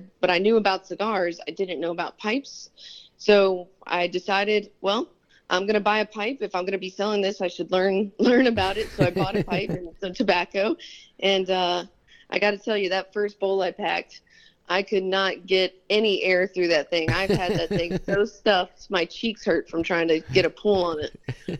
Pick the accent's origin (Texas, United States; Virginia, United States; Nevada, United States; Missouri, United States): Virginia, United States; Richmond; also born or lived in Arizona / California; So most of my childhood years were spent out in Arizona and California, and then my teenage years were mostly spent in Richmond, Virginia.